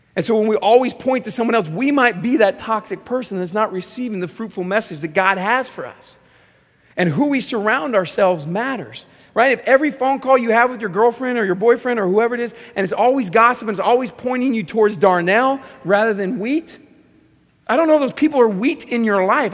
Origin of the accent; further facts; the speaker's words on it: Southern California, United States; I grew up in Southern California